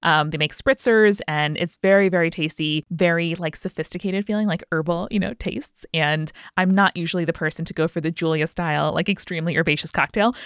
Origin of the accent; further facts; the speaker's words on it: United States; as an American watching the show